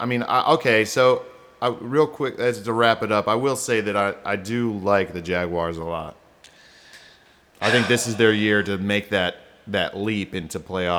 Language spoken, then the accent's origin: English; Canton, Ohio, United States; the NFL was invented in my hometown, Canton, Ohio.